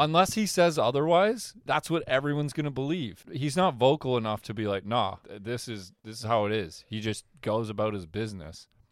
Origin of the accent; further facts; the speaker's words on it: Canada; I'm Canadian.